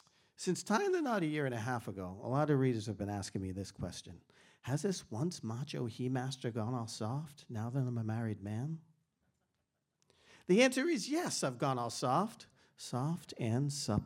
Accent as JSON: {"language": "English", "town": "Boston", "region": "Massachusetts", "country": "United States", "tie": "born or raised there", "said": "I grew up in Boston, Massachusetts in the 70s"}